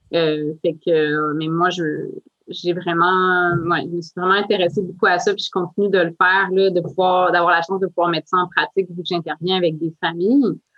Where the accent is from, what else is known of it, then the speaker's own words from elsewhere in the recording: Outaouais, Quebec, Canada; moved away; ma région d'origine, en Outaouais